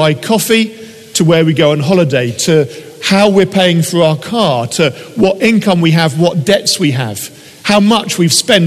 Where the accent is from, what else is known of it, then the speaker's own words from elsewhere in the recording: United Kingdom; things that we do as British people